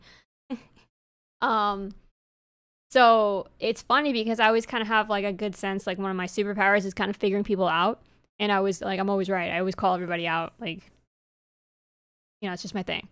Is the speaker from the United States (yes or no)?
yes; New York, United States; accent: New York; my New York accent